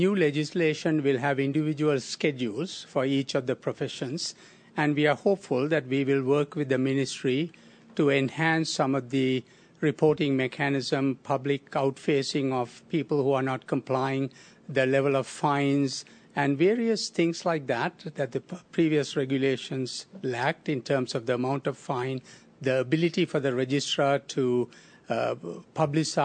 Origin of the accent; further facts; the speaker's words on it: Sri Lanka; also born or lived in California; now in Alberta, Canada; I grew up in Sri Lanka